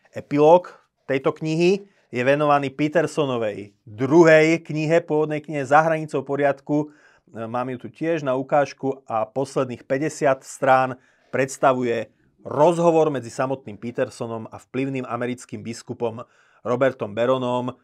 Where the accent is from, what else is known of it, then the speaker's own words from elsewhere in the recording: Slovakia; ako Slovák